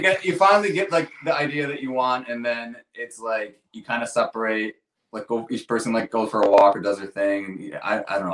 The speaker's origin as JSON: {"language": "English", "town": "Rochester", "country": "United States", "said": "we're both from Rochester"}